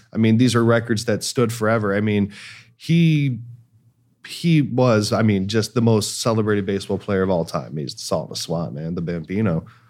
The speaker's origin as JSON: {"language": "English", "town": "Cleveland", "region": "Ohio", "country": "United States", "moved": "yes", "lives_now": "Los Angeles, United States", "said": "I'm from Cleveland"}